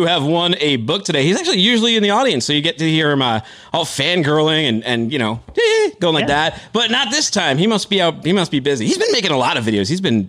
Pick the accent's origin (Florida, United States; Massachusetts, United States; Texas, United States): Massachusetts, United States; a town that was right near where I grew up in Massachusetts. I didn't grow up exactly in that area, but right by it.